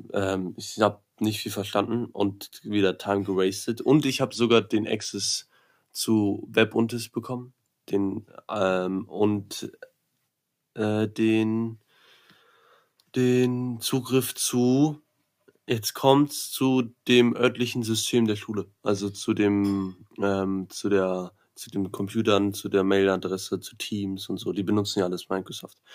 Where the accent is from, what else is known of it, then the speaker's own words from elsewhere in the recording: Berlin, Germany; moved away; Ich komme aus Berlin